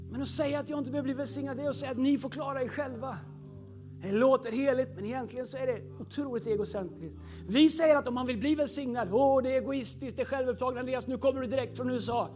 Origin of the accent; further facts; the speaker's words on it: Tidaholm, Västra Götaland, Sweden; now in Stockholm, Sweden; När jag växte upp i Pingstkyrkan i Tidaholm